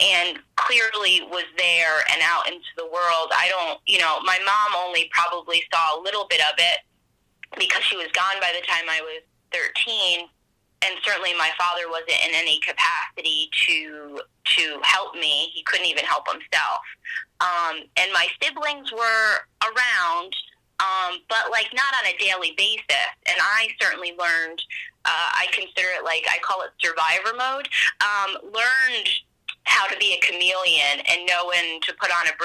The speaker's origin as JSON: {"language": "English", "region": "Pennsylvania", "country": "United States", "tie": "born or raised there", "also_born_or_lived": "New Jersey", "said": "we moved from New Jersey to Pennsylvania when I was in fourth grade"}